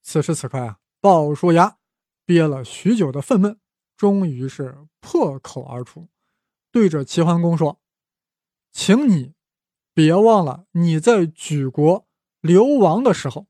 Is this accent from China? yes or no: yes; China; 我们大陆人啊，对这个成语不太熟悉啊